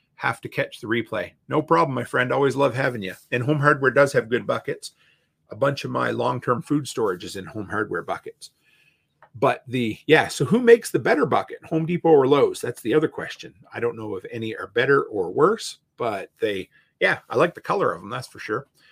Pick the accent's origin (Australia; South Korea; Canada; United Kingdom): Canada; also born or lived in Alberta; me being a Canadian